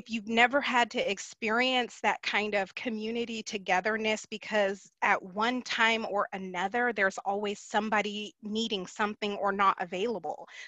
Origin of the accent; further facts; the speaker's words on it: Germany; born there; I was born in Germany, and I can remember the little kids wanting to touch my skin to see if the black came off.